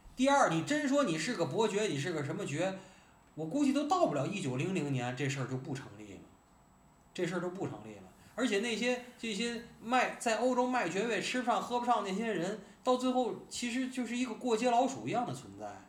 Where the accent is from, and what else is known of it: Tianjin, China